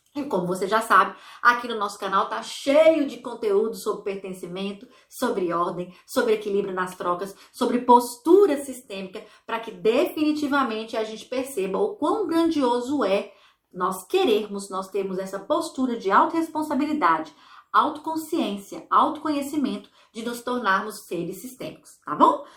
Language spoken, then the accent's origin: Portuguese; Brazil; now in Ireland; não vivo no Brasil, sou brasileira, mas eu vivo em outro país.